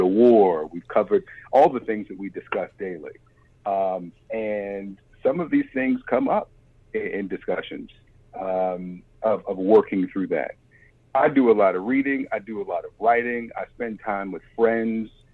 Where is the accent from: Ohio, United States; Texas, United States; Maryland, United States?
Maryland, United States; Baltimore; moved away; I'm from Baltimore